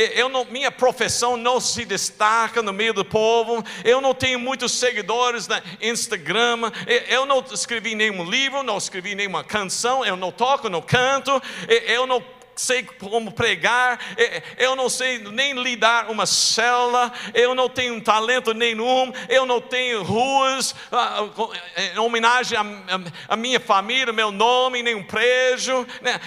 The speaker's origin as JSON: {"language": "Portuguese", "region": "rural Texas", "country": "United States", "tie": "born or raised there", "moved": "yes", "said": "eu nasci em uma cidade pequenininha, lá no interior do Texas"}